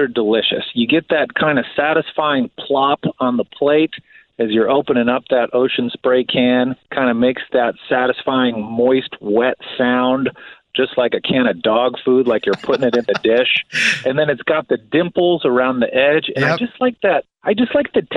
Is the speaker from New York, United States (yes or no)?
no; outside of Chicago, the Midwest, Illinois, United States; born or raised there